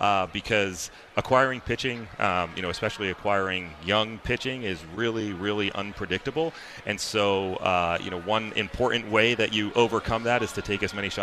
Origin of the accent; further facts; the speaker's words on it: Connecticut, United States; And I grew up in Connecticut. I was on kind of the cusp of the New York and Boston boundary.